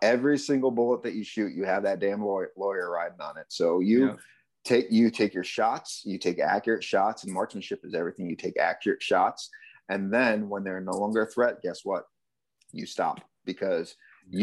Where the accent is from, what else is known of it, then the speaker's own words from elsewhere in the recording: Connecticut, United States; moved away as an adult; also born or lived in California / Arizona; I grew up in Connecticut.